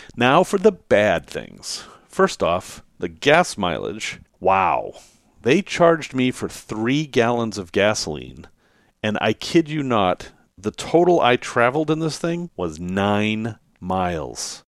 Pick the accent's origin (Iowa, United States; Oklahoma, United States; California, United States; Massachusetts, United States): Massachusetts, United States; Salem; I grew up in Salem, Massachusetts.